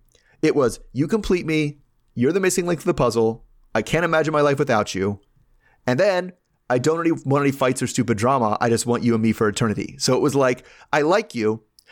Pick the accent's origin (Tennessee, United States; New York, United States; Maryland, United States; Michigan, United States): Maryland, United States; Baltimore; I'm from Baltimore, right?